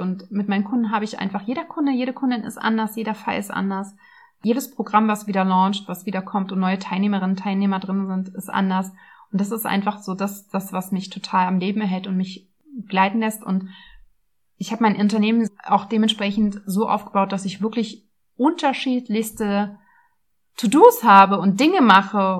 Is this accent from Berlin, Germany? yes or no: yes; Berlin, Germany; Also ich bin Ur-Berlinerin, sehr selten, aber ja, ich bin in Berlin geboren und aufgewachsen, habe auch nie wirklich woanders gelebt